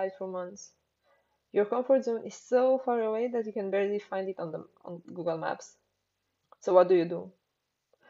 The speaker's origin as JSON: {"language": "English", "region": "Transylvania", "country": "Romania", "tie": "born or raised there", "moved": "yes", "said": "Transylvania, the wonderful place where I grew up."}